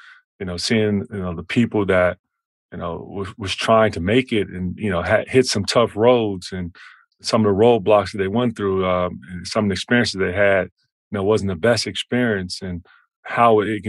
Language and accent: English; Chicago, Illinois, United States; moved away as an adult; now in Ann Arbor, United States; I grew up in Loudoun Homes.